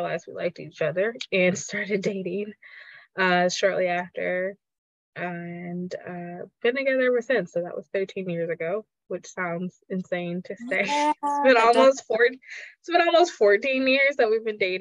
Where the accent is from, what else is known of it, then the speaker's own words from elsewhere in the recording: Detroit, Michigan, United States; moved away as an adult; also born or lived in Grand Rapids, Michigan; I am from Detroit, Michigan. Originally, I came to Grand Rapids for college